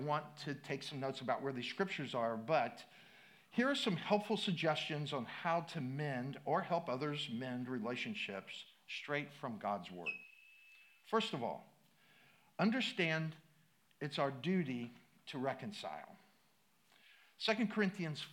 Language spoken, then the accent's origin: English; Midwest, United States; I grew up in the Midwest, water skiing